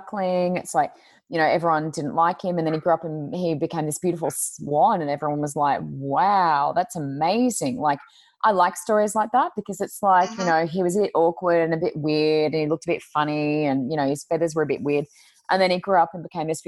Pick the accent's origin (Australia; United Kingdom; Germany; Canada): Australia; Queensland; also born or lived in New South Wales; we moved from New South Wales to Queensland, so that was going into year six. So I moved when I was in year five, finished year five.